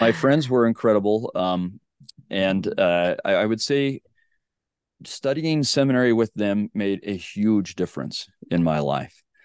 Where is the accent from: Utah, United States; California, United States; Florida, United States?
Utah, United States; Sandy; So I grew up in Sandy, Utah.